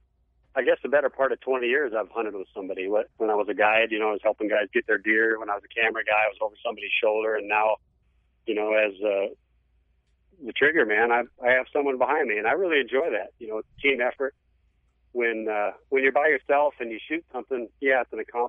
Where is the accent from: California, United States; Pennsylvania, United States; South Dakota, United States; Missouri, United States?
South Dakota, United States; I'm from South Dakota, and I really consider myself a Westerner more than a Midwesterner because, you know, where I'm at, we've got elk and mule deer, mountain goats, mountain lions, bighorn sheep, you know, right there in the Black Hills of where I'm from